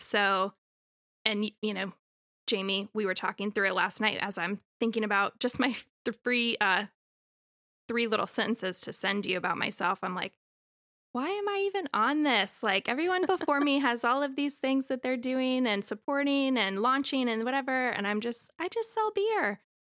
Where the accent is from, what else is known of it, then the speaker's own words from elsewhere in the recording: Raleigh, North Carolina, United States; I'm from Raleigh, born and raised